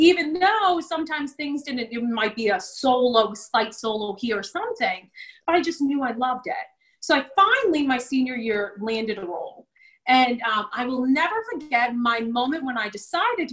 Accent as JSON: {"language": "English", "town": "Shrewsbury", "region": "Massachusetts", "country": "United States", "tie": "born or raised there", "said": "I grew up in Shrewsbury, currently live here now"}